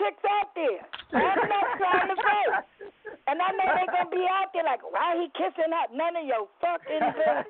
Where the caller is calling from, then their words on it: New York City, New York, United States; I'm calling from the Bronx.